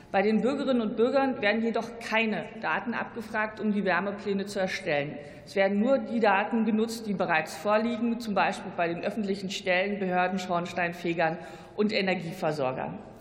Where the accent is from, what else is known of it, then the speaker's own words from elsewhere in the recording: Brandenburg, Germany; als Brandenburgerin